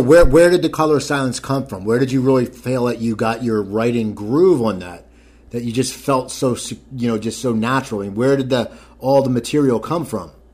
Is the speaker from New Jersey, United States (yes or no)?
yes; New Jersey, United States; I am from New Jersey